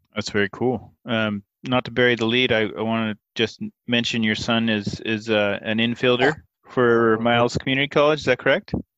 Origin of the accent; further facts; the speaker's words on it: Portland, United States; Growing up in Portland